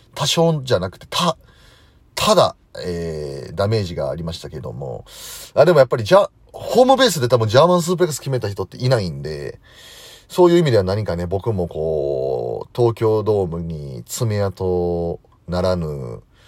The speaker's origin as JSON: {"language": "Japanese", "region": "Osaka", "country": "Japan", "tie": "born or raised there", "moved": "yes", "said": "僕大阪出身なんで"}